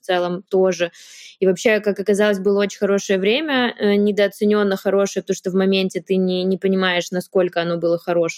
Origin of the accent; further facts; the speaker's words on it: Yaroslavl, Yaroslavl Oblast, Russia; moved away; Мы оба из Ярославля, мы жили в одном районе, недалеко друг от друга.